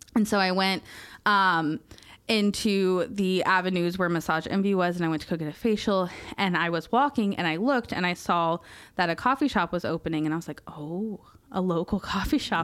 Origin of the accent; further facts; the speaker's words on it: Merritt Island, Florida, United States; moved away as an adult; Meriden Island's my hometown, um, and it was a really hard story, and I left at eighteen